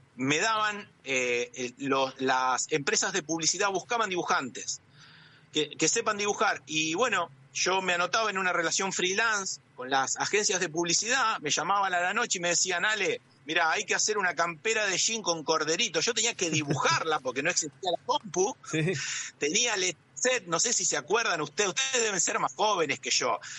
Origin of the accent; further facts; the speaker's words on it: Santa Fe, Argentina; en mi, en mi ciudad, mi pueblo, yo digo mi pueblo, pero una ciudad de 15.000 habitantes, estaba cosechadoras Don Roque Basali, fueron las primeras cosechadoras del país.